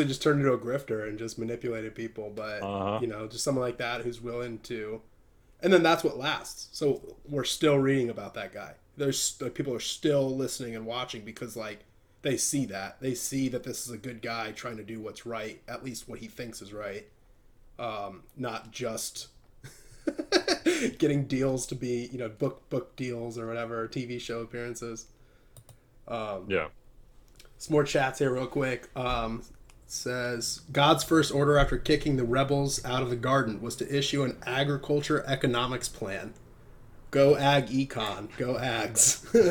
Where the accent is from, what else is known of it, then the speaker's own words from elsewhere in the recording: Illinois, United States; He's from my state. Like, I'm from Illinois, too.